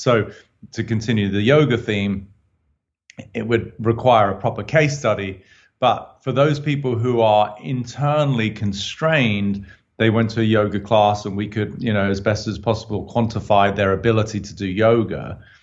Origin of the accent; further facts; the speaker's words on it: United Kingdom; I'm obviously a Brit